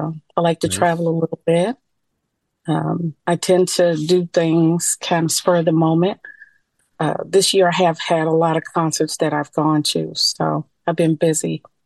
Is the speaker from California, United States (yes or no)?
yes; San Francisco, California, United States; now in Long Beach, United States; I am currently living in Long Beach, California, but I am born and raised in San Francisco.